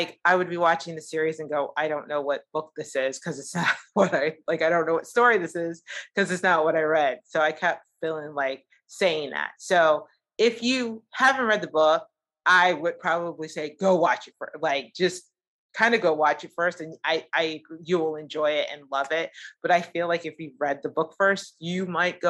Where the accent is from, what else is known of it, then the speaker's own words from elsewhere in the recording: United States; as an American